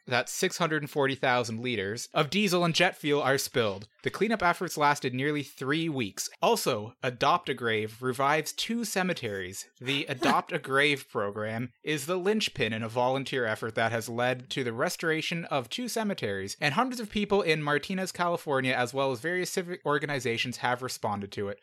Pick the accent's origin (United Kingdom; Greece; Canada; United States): Canada; we're Canadian